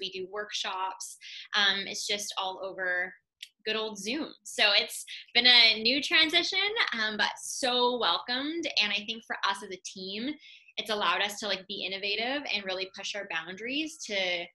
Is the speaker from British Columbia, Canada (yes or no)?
yes; Vancouver, British Columbia, Canada; I'm born and raised in Vancouver, BC.